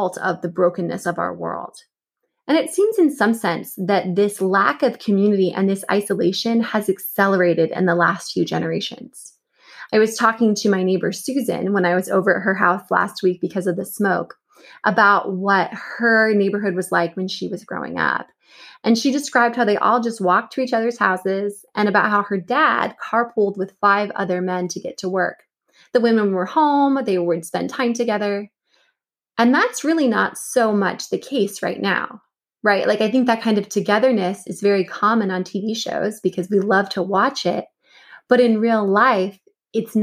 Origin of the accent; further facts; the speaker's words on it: Washington State outside of Seattle, United States; also born or lived in Cambridge, Massachusetts / Pittsburgh, Pennsylvania; now in Virginia, United States; I grew up in Washington State outside of Seattle